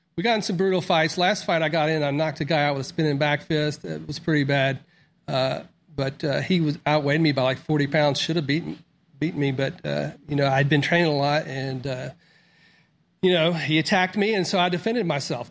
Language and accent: English; Mississippi, United States; also born or lived in Florida; I was born in Mississippi, but I grew up in Florida. And then after sixth grade, uh, we moved back to Mississippi